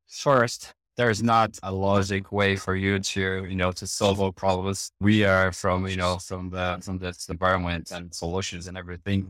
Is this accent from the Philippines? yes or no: no; Brazil; English is a second language